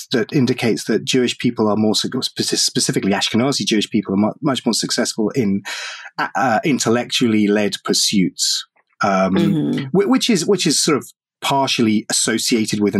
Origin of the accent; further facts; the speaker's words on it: United Kingdom; I'm European, because I'm British